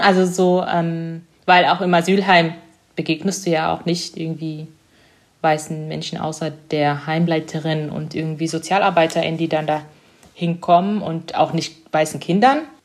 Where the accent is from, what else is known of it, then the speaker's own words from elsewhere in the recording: Germany; German is a second language; also born or lived in East Africa; ich bin in Ostafrika geboren und kann mich auch noch recht gut erinnern. Die ersten sechs Jahre war ich dort, bevor ich nach Deutschland gekommen bin